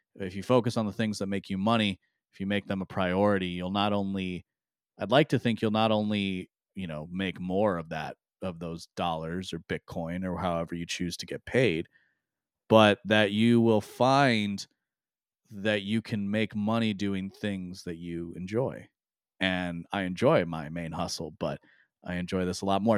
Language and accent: English; United States; as an American